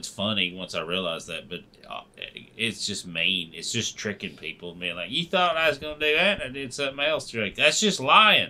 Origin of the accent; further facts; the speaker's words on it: Boston, Massachusetts, United States; It's like, that's how growing up in Boston is.